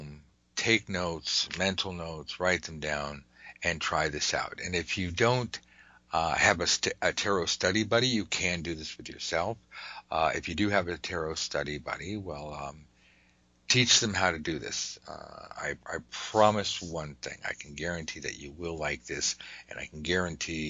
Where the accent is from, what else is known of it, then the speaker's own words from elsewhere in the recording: United States; I'm an American.